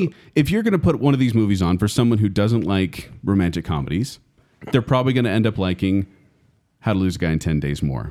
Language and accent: English; Utah, United States; we grew up in Utah